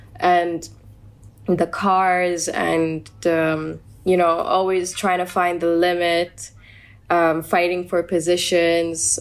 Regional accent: United Arab Emirates

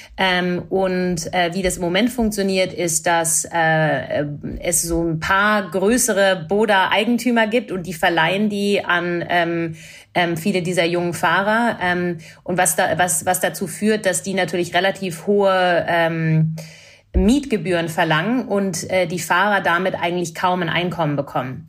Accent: Canada; ich bin Kanadierin

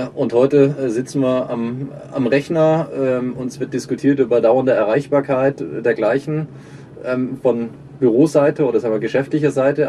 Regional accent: Germany; Wir sind in Deutschland Jahrzehnte mit aufgewachsen

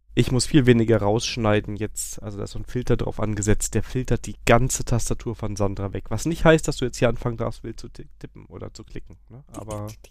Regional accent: Koblenz, Rhineland-Palatinate, Germany; moved away; Ich komme ja eigentlich aus Koblenz

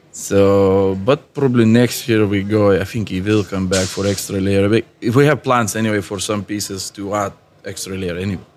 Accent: Lithuania; English is a second language; moved away as an adult; also born or lived in Ireland; I'm artist from Lithuania worked in Ireland for last 15 years, back to Lithuania now for last three years

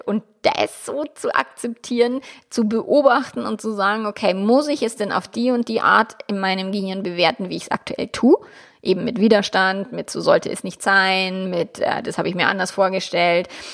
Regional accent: Germany; bei uns in Deutschland

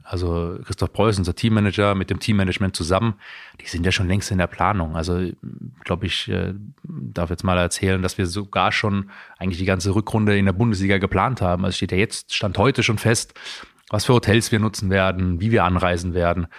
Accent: Heidelberg, Baden-Württemberg, Germany; moved away; wo ich aufgewachsen bin

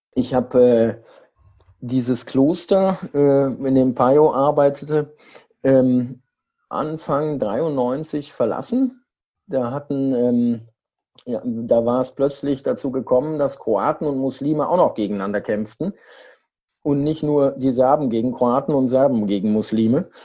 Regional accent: Siegen, North Rhine-Westphalia, Germany; 1200 Kilometer von meiner Heimatstadt Siegen entfernt.

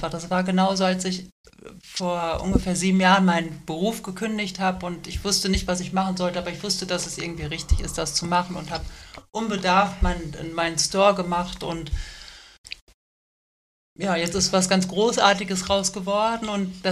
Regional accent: Serbia; Ich war jetzt auch, ich glaube, dieses Jahr mit der meiner Heimatstadt in, äh, in Serbien und ja.

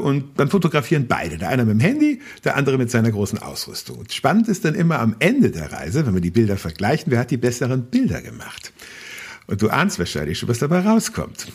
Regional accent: Berchtesgadener Land, Bavaria, Germany; moved away; ich habe einen wichtigen Teil meiner Kindheit im Berchtesgadener Land rund um den Königssee verbracht

